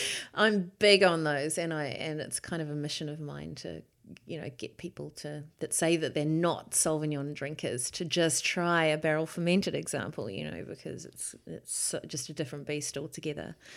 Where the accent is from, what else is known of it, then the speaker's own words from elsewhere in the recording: Hawke's Bay, New Zealand; also born or lived in Auckland; growing up in Hawke's Bay during the, um, you know, seventies and, and eighties